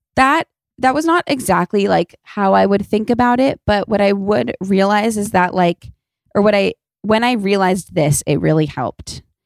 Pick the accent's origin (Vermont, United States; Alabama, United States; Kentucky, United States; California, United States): California, United States; Los Angeles; I'm from Los Angeles, so I didn't grow up in the snow or anything